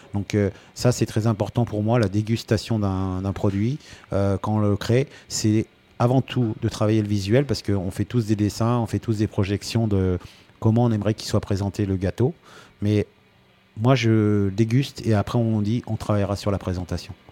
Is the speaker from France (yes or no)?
yes; Rouen, Normandy, France; now in Antibes, France; chez moi à Rouen